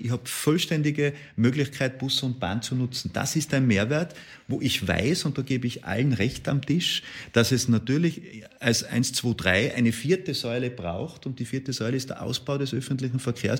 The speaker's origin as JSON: {"language": "German", "region": "Tyrol", "country": "Austria", "tie": "born or raised there", "said": "aus meinem Heimatland Tirol"}